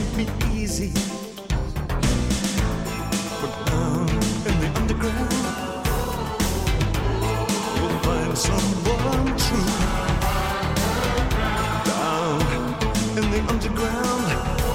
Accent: Somerset, South West England, United Kingdom; I'm from Somerset

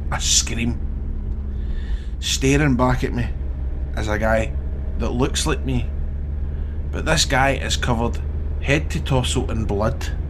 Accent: Scotland, United Kingdom; Hiya, I'm from Scotland.

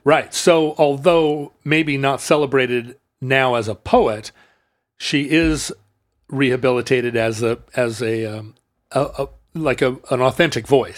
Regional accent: United States; being an American

